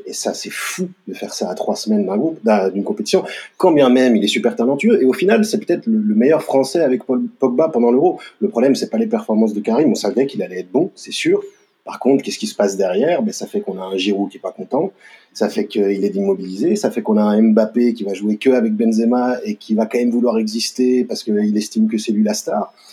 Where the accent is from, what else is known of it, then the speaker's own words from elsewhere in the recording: France; En tant que Français